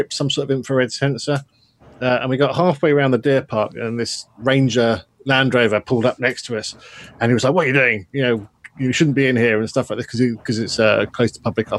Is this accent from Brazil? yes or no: no; near Windsor Great Park, South East England, United Kingdom; I grew up near Windsor Great Park